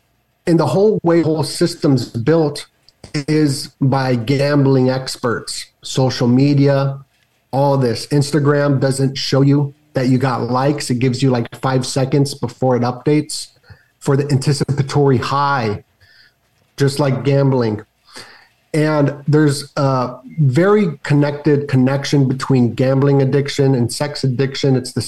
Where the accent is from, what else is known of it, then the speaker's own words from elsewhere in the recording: Las Vegas, Nevada, United States; Bro, growing up in Vegas.